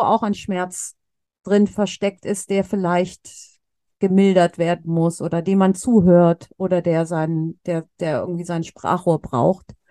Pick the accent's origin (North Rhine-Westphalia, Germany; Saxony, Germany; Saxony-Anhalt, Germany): North Rhine-Westphalia, Germany; Cologne; in Köln äh, wo ich herkomme oder wo ich noch wohne